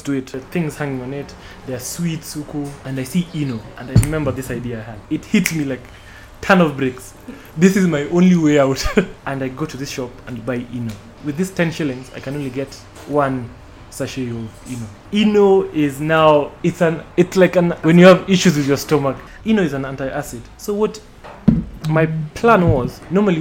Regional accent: Kisumu, Kisumu County, Kenya; now in Nairobi, Kenya; I spent a lot of my childhood in Kisumu

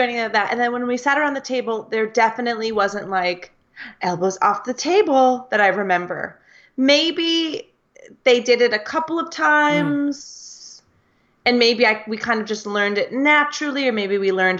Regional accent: United States; from the US

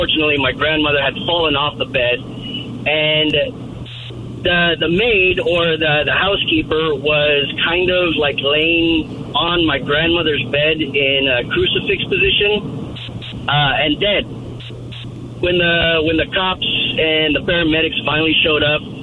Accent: McAllen, Texas, United States; now in Massachusetts, United States; I grew up in South Texas, and my hometown is named McAllen

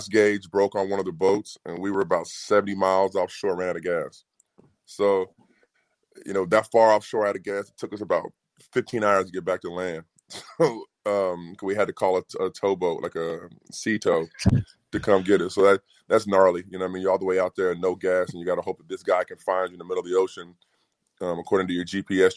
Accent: Bloomington, Indiana, United States; moved away as an adult; I spent the first 20 years of my life here, and to have the chance to be able to come back, see my parents, bring my kids back here and see where I grew up

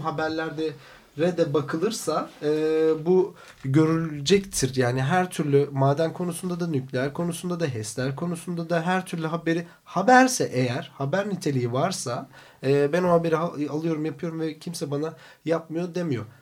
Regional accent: Black Sea Region, Turkey; bir Karadeniz çocuğuyum

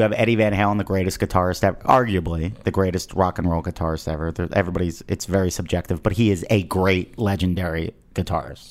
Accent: Philadelphia, Pennsylvania, United States; now in Los Angeles, United States; I grew up in Philly.

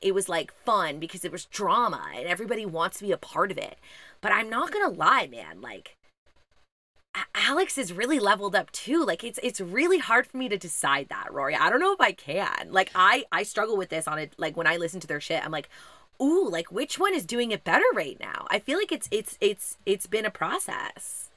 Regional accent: Montreal, Quebec, Canada; I'm from Montreal

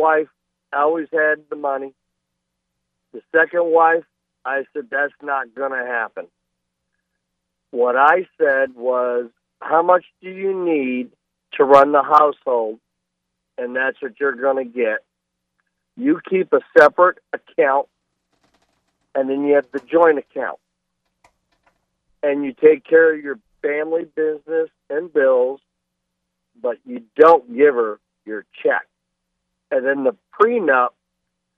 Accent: Michigan, United States; I'm from Michigan

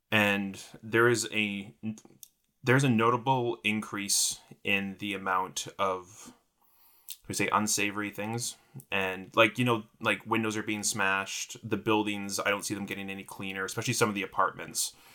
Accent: Vancouver, British Columbia, Canada; also born or lived in Victoria; I was born in Vancouver to two parents who met on Vancouver Island.

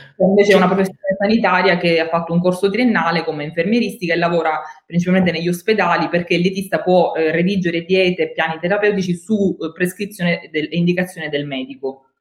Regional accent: Italy; also born or lived in St. Louis, United States; sono tornata, amo la mia terra, amo, amo vivere e lavorare in Italia

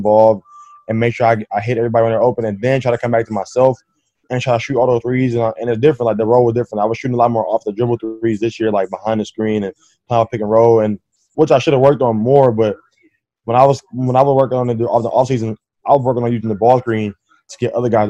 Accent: Oakland, California, United States; I'm already from Oakland

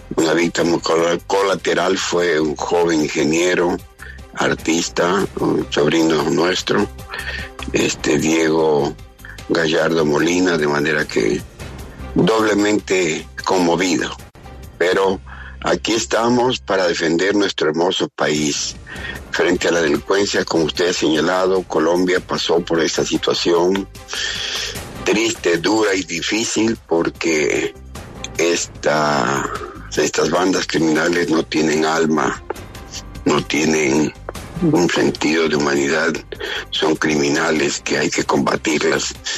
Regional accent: Ecuador; somos todos los ecuatorianos

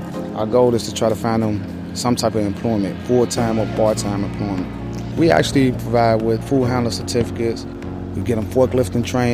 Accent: Chicago, Illinois, United States; As I grew up in Woodlawn, it was very tough for a young black kid

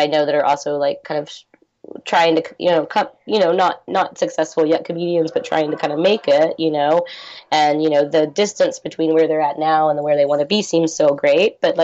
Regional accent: Texas, United States; moved away; It's my hometown

